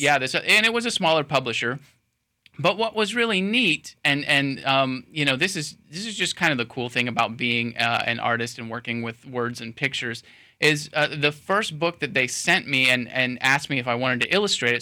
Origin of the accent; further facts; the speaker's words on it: Sebring, Florida, United States; now in Lakeland, United States; my hometown in Sebring, you know, I, I, became like a cub reporter at age 16 for my hometown newspaper